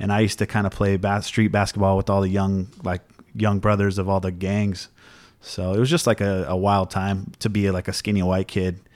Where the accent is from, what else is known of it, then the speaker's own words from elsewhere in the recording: Oceanside, California, United States; Oceanside, where I grew up, was, like, a murder capital of, like, the state or something for a while.